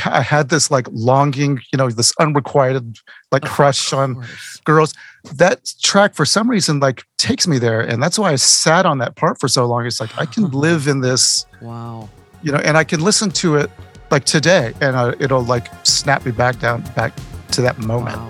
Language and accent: English; Texas, United States; moved away as an adult; also born or lived in South Carolina; now in Georgia, United States; I grew up in Texas, and then I moved to South Carolina for a few years